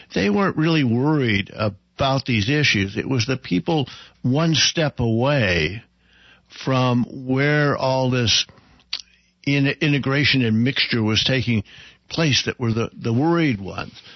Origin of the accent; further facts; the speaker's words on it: Claremore, Oklahoma, United States; my hometown of Claremore